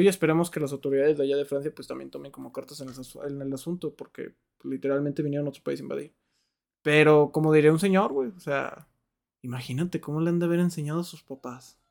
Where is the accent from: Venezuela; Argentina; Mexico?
Mexico; los mexicanos no somos así despectivos